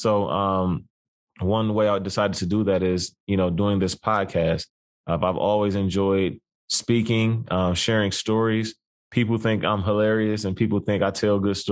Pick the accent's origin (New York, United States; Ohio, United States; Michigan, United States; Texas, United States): Ohio, United States; Cleveland; I'm born and raised in Cleveland, Ohio.